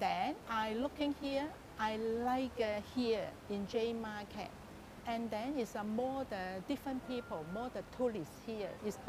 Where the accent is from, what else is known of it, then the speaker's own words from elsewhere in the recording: Hong Kong; also born or lived in Paris; I'm born in Hong Kong